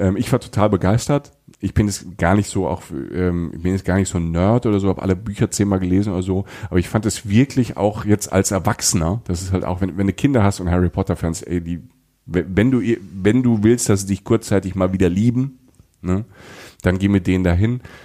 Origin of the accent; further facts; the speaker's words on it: Germany; als Deutscher